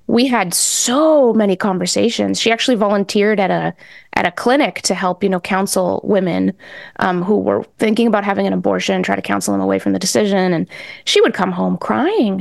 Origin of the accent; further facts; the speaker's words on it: New England, United States; also born or lived in Mexico; So my parents and I are Mexican immigrants. Um, we came over when I was, like, six, Mm-hmm. and I grew up in New England